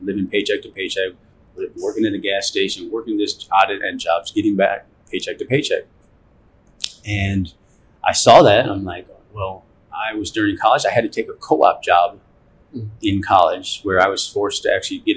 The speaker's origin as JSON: {"language": "English", "town": "Cleveland", "region": "Ohio", "country": "United States", "tie": "born or raised there", "said": "I grew up in Cleveland, Ohio."}